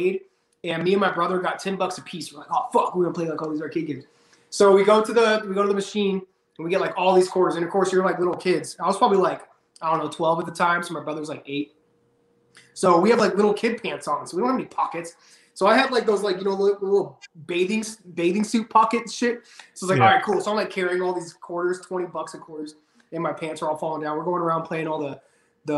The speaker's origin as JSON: {"language": "English", "town": "Las Vegas", "region": "Nevada", "country": "United States", "tie": "born or raised there", "said": "I grew up in Vegas"}